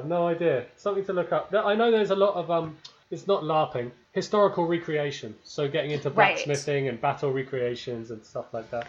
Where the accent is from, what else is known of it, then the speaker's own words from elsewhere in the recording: Isle of Wight, South East England, United Kingdom; moved away as an adult; I'm from the Isle of Wight in the south, which is very rural. It's basically Hobbiton.